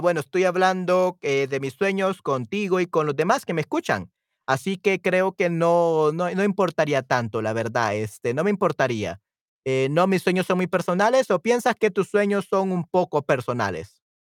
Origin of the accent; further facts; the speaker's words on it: El Salvador; en mi, en mi país, en El Salvador